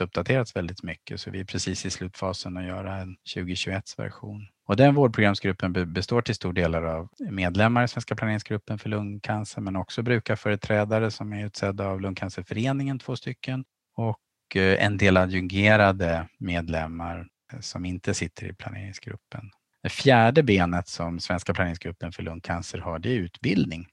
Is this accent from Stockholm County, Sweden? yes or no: yes; archipelago outside Stockholm, Stockholm County, Sweden; now in Umeå, Sweden; Jag växte upp i skärgårdsmiljö utanför Stockholm och bytte havet mot fjället när jag hamnade i Umeå